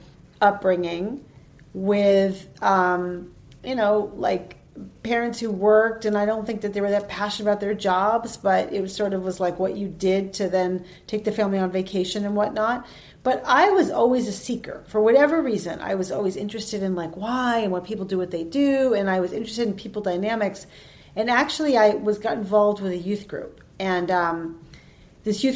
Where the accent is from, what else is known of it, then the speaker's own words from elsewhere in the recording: Holliston, Massachusetts, United States; I was born in Holliston, Mass, which is the town next door to Hopkinton